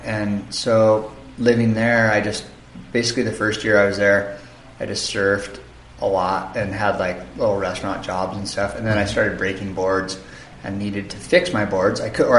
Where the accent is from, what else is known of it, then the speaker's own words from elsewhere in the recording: Santa Barbara, California, United States; moved away as an adult; It's basically I grew up in Santa Barbara in California. And when I was in my early 20s, I moved to the North Shore